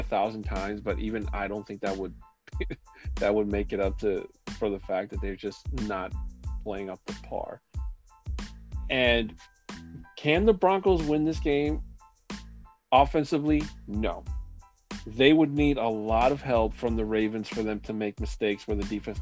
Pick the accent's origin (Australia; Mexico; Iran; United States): Mexico; Mexico City; moved away; my hometown of Mexico City